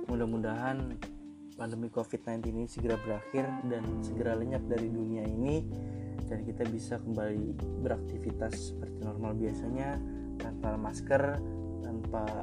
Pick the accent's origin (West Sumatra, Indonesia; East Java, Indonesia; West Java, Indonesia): West Java, Indonesia; Bekasi; Gue berasal dari kota Bekasi.